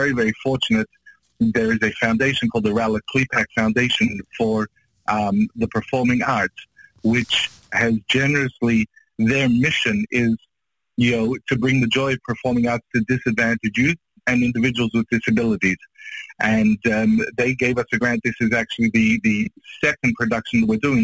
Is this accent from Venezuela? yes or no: no; Australia; moved away; also born or lived in Israel; I'm from Australia. I just moved from Israel